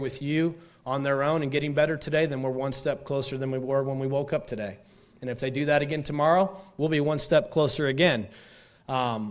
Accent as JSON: {"language": "English", "town": "Stillwater", "region": "Oklahoma", "country": "United States", "tie": "born or raised there", "also_born_or_lived": "Raleigh, North Carolina / Atlanta, Georgia / Phoenix, Arizona / Nashville", "moved": "as an adult", "said": "I grew up in Stillwater. This was my home for 24 or 5 years"}